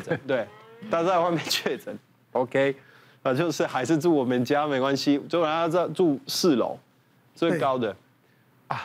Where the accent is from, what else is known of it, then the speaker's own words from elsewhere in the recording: Italy; now in Taiwan; 我们意大利人会怕